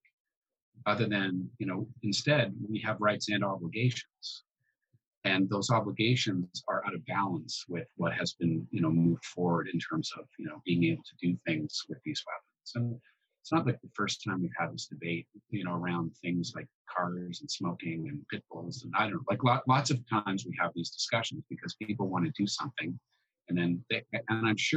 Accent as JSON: {"language": "English", "town": "Orillia", "region": "Ontario", "country": "Canada", "tie": "born or raised there", "said": "I grew up in Central Ontario"}